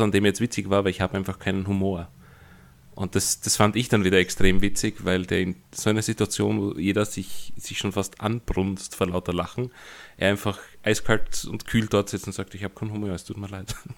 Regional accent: Austria; ich als Österreicher

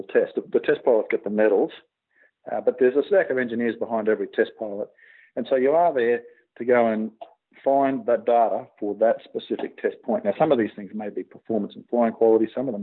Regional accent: Australia; from Australia

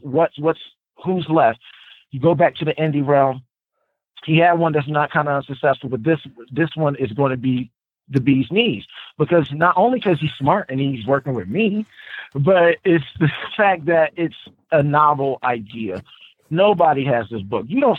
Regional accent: Trenton, New Jersey, United States; I come from Trenton, New Jersey. It's not a lot of places you can get art supplies and shit.

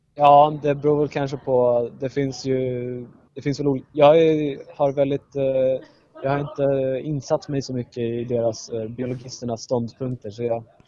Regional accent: Södertälje, Stockholm County, Sweden; jag kommer från Södertälje

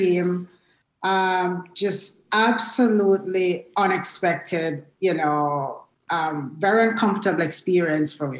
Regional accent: Jamaica; moved away as an adult; now in United States; I was born and raised in Jamaica

